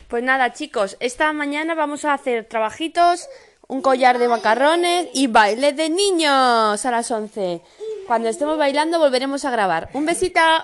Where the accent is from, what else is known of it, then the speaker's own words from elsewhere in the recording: Madrid, Community of Madrid, Spain; tengo 37 años, soy de Madrid y tengo dos pequeños